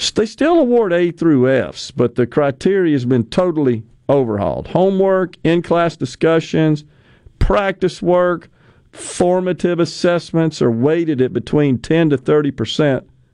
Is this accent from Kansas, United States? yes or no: no; Jackson, Mississippi, United States; I was from West Jackson